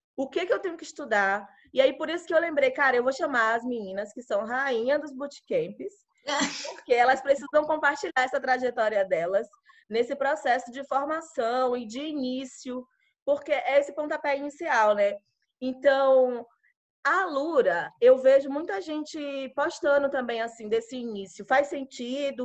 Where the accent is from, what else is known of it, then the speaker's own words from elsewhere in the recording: Alagoinhas, Bahia, Brazil; now in São Paulo, Brazil; falo com minhas amigas de Alagoinhas, que eu sou lá do interior da Bahia